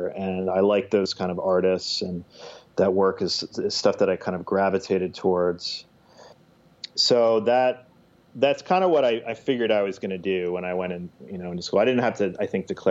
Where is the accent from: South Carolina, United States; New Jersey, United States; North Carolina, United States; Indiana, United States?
New Jersey, United States; central; also born or lived in Brooklyn, New York; now in Mount Pleasant, United States; So I grew up in New Jersey, and central New Jersey, about 30 miles west of New York City